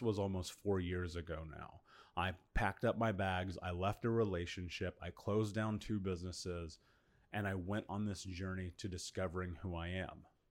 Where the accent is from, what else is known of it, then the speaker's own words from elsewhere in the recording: Indiana, United States; moved away as an adult; now in Bali, Indonesia; I come from a very bad neighborhood in Indiana where many of my friends were arrested, many of my friends have been murdered